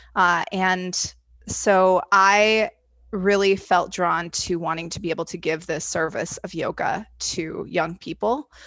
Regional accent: Indiana, United States; now in Chicago, United States; I live in Chicago currently. Uh, I grew up in Indiana

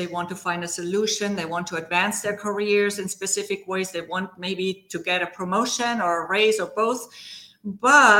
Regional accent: Germany; English is a second language; moved away; also born or lived in Spain / Brazil / Argentina / West Coast, United States; As you may hear from my accent, I was born in Germany. I spent quite a few years there before I moved to Spain

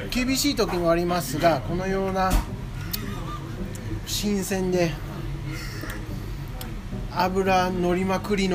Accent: United States; Japanese is a second language; moved away as an adult; now in Japan; 僕アメリカ人の女子です あの日本はもう10年になります

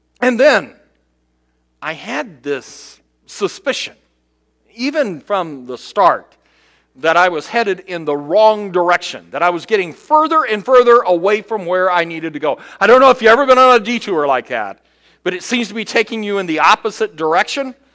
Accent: Cincinnati, Ohio, United States; moved away as an adult; now in South Bend, United States; Last week, I went to Cincinnati to visit my mom. Having lived now in South Bend 28 years, I have made that trip back and forth to my hometown so often

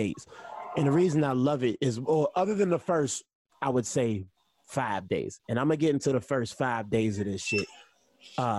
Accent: Pittsburgh, Pennsylvania, United States; I'm an East Coast, you know, I'm from Pittsburgh

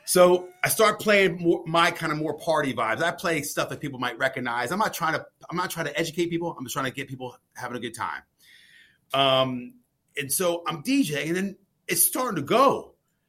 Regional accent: Maryland, United States; I'm from Maryland

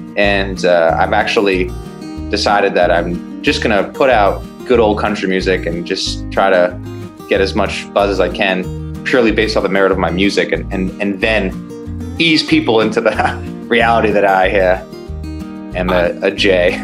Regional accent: Long Island, New York, United States; I'm from Long Island, I'm Jewish.

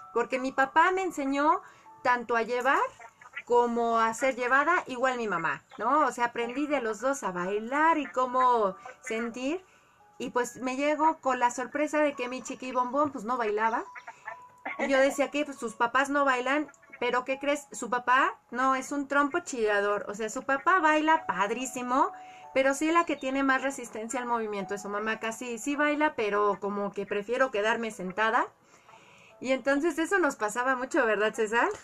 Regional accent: Colima, Mexico; yo crecí en Colima, todos los familiares de mi papá y de mi mamá estaban en la Ciudad de México

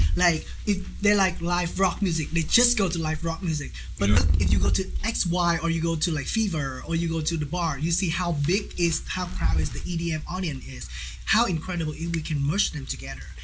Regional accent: Ho Chi Minh City, Vietnam; English is a second language; moved away as an adult; now in Wichita, United States; I'm original from Saigon

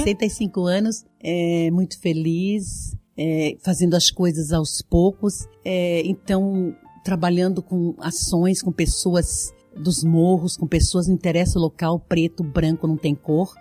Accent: Videira, Santa Catarina, Brazil; Eu venho lá do oeste de Santa Catarina, eu sou nascida em Videira

